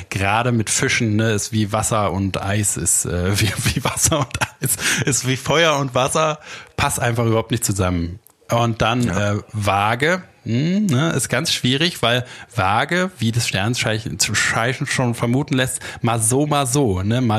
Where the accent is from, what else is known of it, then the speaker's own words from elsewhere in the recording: Berlin, Germany; Aus Berlin, Berlin.